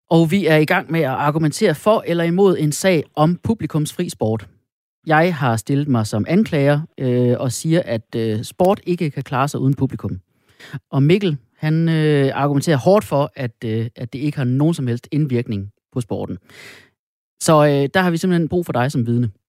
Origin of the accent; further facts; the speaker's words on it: Funen, Southern Denmark, Denmark; Jeg er også fra Fyn